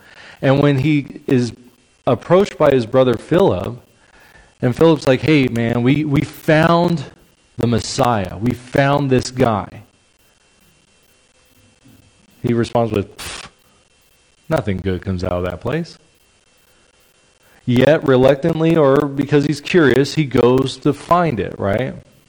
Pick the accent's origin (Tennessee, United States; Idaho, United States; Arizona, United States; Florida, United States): Arizona, United States; Quartzsite; where are you from? And I'll say Quartzsite